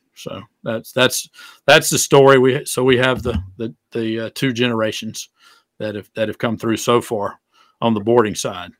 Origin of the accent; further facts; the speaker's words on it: Greenwood, South Carolina, United States; I grew up in Greenwood, South Carolina